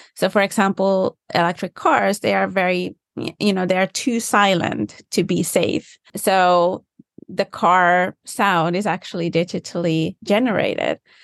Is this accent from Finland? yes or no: yes; Finland; first language Finnish; English is a second language; now in United States; I do speak Finnish. That's my first language